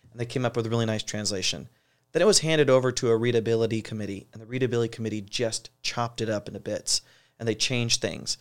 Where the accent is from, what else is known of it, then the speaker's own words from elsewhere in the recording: Ashland, Ohio, United States; moved away as an adult; also born or lived in Boston area; now in Portland, United States; I grew up in Ohio, so I'm a Buckeye, uh, born and raised.